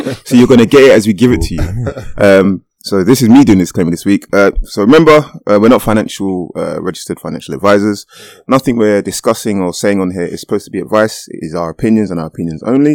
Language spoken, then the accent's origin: English; Jamaica; now in United Kingdom; I am a Jamaican and proud of that fact